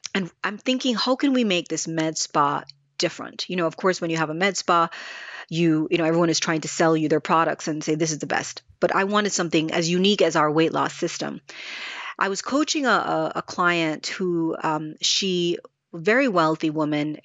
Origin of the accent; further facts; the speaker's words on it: Jamaica; moved away; growing up in Jamaica